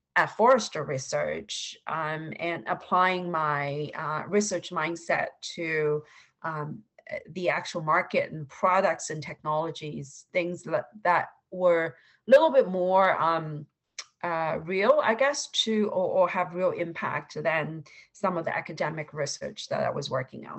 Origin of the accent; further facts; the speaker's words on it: Suzhou, Jiangsu, China; moved away as an adult; also born or lived in Shanghai, China / Pennsylvania, United States; now in United States; I grew up uh, in Suzhou, China, which is a, uh, a um, by Ch- Chinese standards, uh, a small city